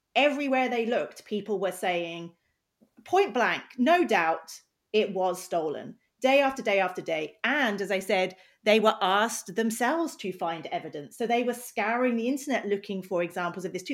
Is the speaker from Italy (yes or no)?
no; United Kingdom; now in United States; I'm British